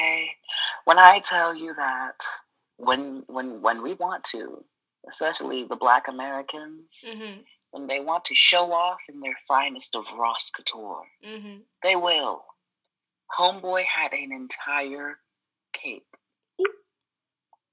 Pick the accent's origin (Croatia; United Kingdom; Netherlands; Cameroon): Cameroon; moved away; where are you from? And I was like, Cameroon